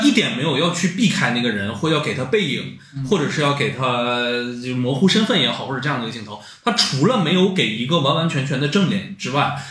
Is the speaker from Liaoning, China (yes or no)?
yes; Dandong, Liaoning, China; 我是小的时候是在丹东长大的，然后我们那个时候就是社区有一个菜市场